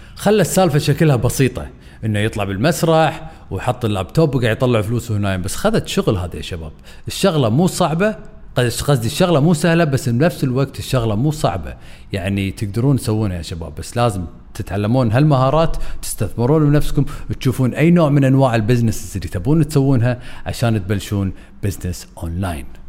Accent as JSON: {"language": "Arabic", "country": "Kuwait", "said": "عندنا بالكويت بالخليج"}